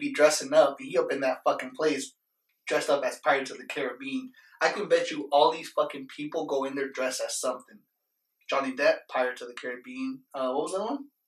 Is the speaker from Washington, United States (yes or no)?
no; Las Vegas, Nevada, United States; we're from Vegas